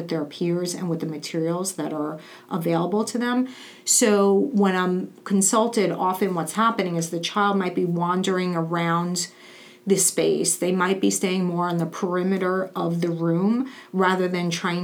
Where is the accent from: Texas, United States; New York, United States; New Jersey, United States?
New York, United States; New York City; growing up in Brooklyn and New York